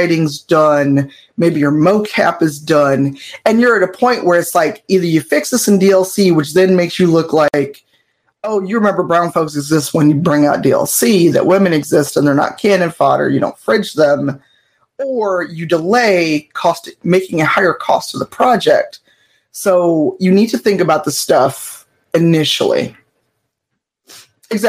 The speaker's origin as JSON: {"language": "English", "country": "United States", "tie": "born or raised there", "said": "an American-bred U.S. person"}